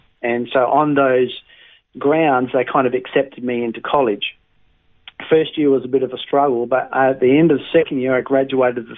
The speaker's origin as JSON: {"language": "English", "region": "Western Australia", "country": "Australia", "tie": "born or raised there", "also_born_or_lived": "Tamborine Mountain, Queensland", "moved": "as an adult", "lives_now": "Queensland, Australia", "said": "I was brought up in a place called Bowser in WA"}